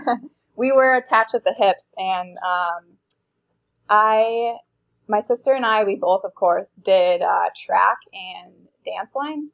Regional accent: Minnesota, United States; I grew up in Minnesota

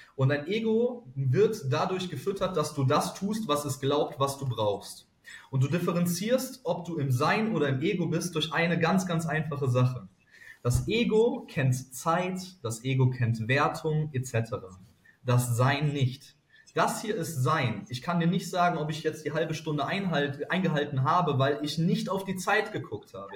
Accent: Cologne, North Rhine-Westphalia, Germany; Ich als Kölner

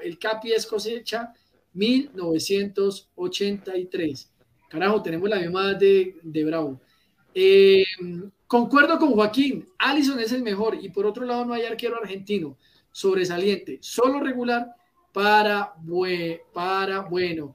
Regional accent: Colombia

